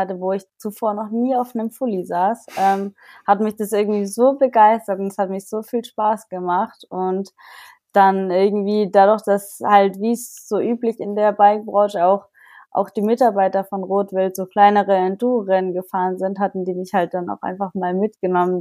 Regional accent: Germany; auf dem Bodensee nahe meiner Heimat

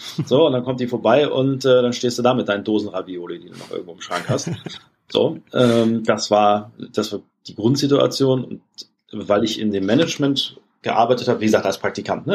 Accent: Germany; als Deutscher

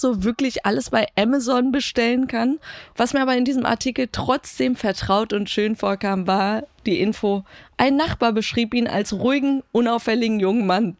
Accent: Iran; als gebürtige Iranerin

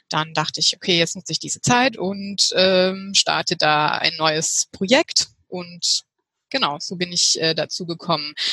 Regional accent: Heidelberg, Baden-Württemberg, Germany; ich komme aus Heidelberg und ich bin 38 Jahre alt.

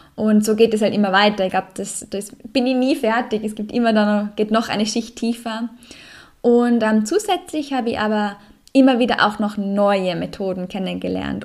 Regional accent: Salzburg, Austria; in meiner Heimat, im Salzburger Land

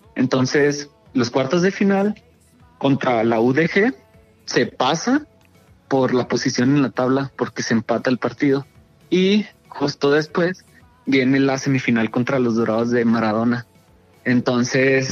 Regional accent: Ciudad Juárez, Chihuahua, Mexico; somos de Ciudad Juárez

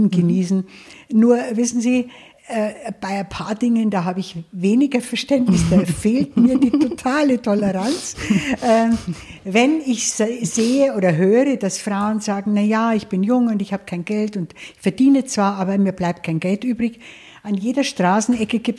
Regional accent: Bavaria, Germany; Naja, ich bin ja äh, auf dem Land aufgewachsen in Niederbayern und in einem kleinen Ort

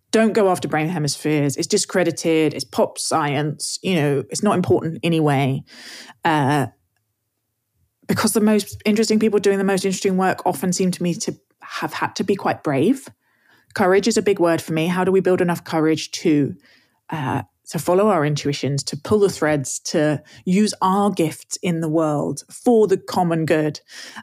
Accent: England, United Kingdom; I'm English

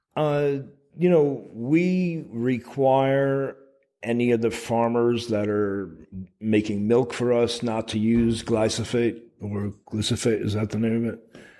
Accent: Burlington, Vermont, United States; I was working with a local organization in uh, my hometown of Burlington, Vermont

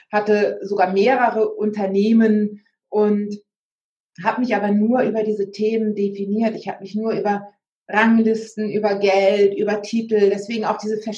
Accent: Hamburg, Germany; meine Heimat, der Hamburger Hafen, also meine Heimat Hamburg

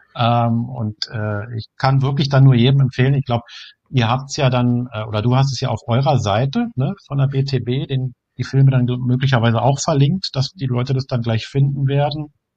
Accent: Germany; Bei uns in Deutschland

